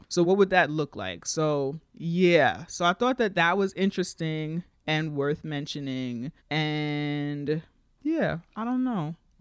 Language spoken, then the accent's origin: English; New York, United States; As a New Yorker, most of our whites here are Jews.